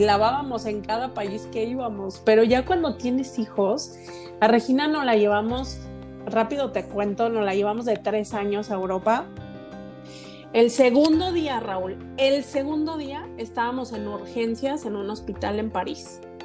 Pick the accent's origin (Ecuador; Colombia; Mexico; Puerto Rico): Mexico